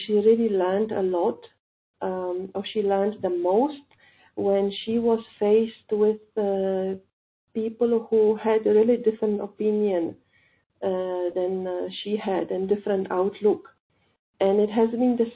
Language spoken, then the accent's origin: English; Poland; moved away as an adult; now in India; I'm calling from India, but actually I'm not Indian. I'm from Poland.